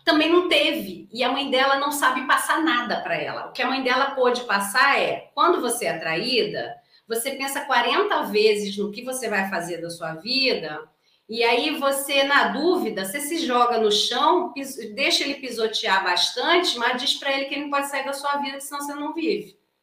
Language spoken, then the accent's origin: Portuguese; Brazil; eu sou brasileira